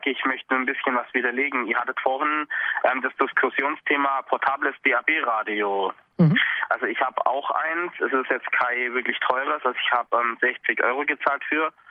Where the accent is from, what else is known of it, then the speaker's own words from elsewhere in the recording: Dillingen, Bavaria, Germany; now in Augsburg, Germany; ich komme ursprünglich aus Dillingen